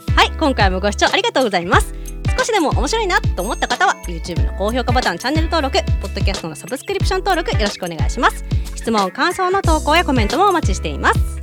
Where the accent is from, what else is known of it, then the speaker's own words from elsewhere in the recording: Hiroshima, Japan; 今回はそれこそ地元広島でもやるので